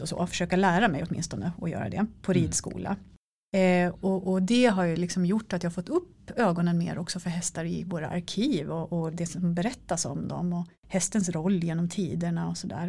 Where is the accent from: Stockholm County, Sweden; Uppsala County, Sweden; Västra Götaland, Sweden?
Uppsala County, Sweden; Älvkarleby; moved away; stallet i Älvkarleby där jag växte upp